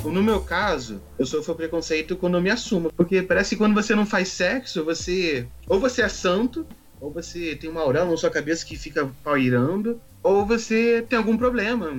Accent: Rio de Janeiro, Brazil; sou do Rio de Janeiro

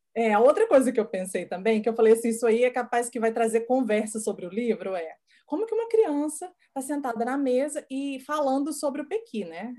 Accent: Goiás, Brazil; first language Portuguese; moved away; eu sou de Goiás

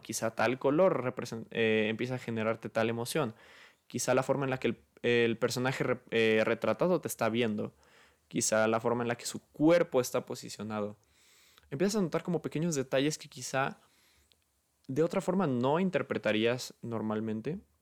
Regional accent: Guadalajara, Jalisco, Mexico; yo soy de Guadalajara

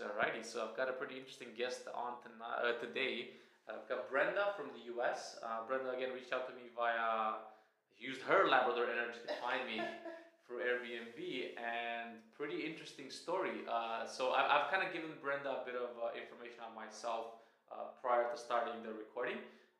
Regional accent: Romania; moved away; when I was like growing up in Romania.

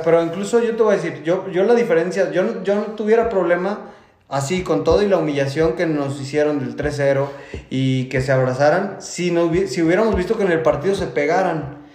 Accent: Mexico; como mexicano

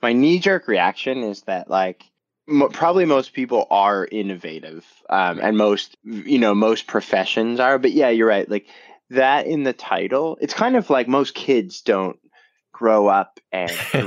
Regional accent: Canada; I grew up in Canada. I did my undergraduate there at McMaster University in Hamilton

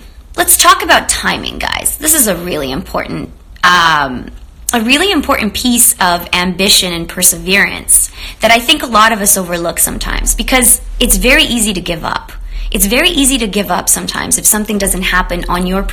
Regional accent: Romania; also born or lived in Canada; now in Los Angeles, United States; I grew up in Romania, and I also spent a lot of time in Canada

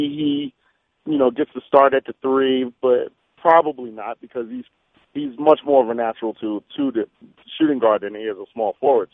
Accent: New York, United States; now in Salt Lake City, United States; I'm from New York

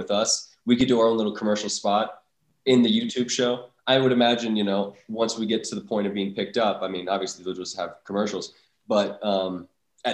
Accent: North Dakota, United States; Well, I'm from North Dakota. And growing up, there's not a lot to do in North Dakota.

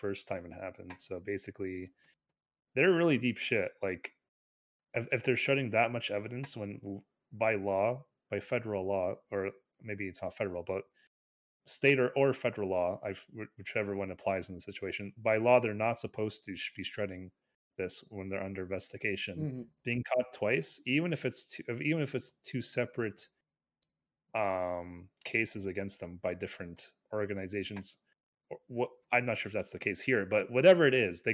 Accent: Canada; we're both Canadian

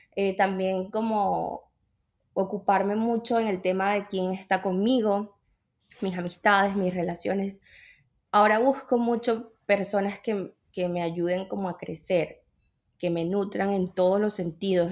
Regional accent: Venezuela; moved away as an adult; now in United States; yo soy de Venezuela

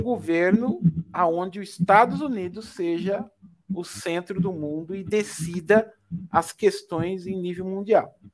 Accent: Brazil; Eu sou brasileiro

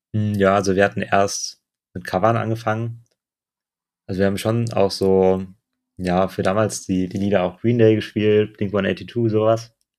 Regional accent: Neuwied, Rhineland-Palatinate, Germany; moved away as an adult; also born or lived in Mainz; now in Bonn, Germany; ich komme aus Neuwied. Ich weiß nicht, ob das irgendjemand von euch kennt. Das ist nicht weit weg von Bonn. Ähm, ja, bin dann da auch zur Schule gegangen

